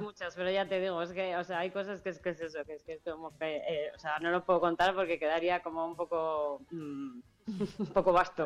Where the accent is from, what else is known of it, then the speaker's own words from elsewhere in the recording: Castile and León, Spain; en mi tierra, en Castilla y León